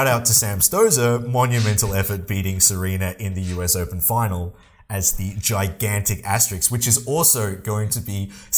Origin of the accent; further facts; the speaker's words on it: Australia; We are both Australian